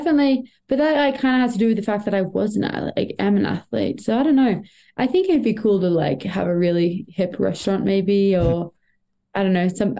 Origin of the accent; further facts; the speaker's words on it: Australia; as an Australian in ski racing that you have a lot more hurdles you have to overcome